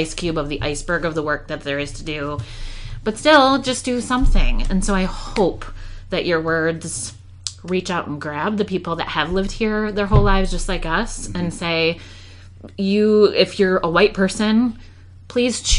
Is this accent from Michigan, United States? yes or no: yes; Grand Rapids, Michigan, United States; I'm born and raised in Grand Rapids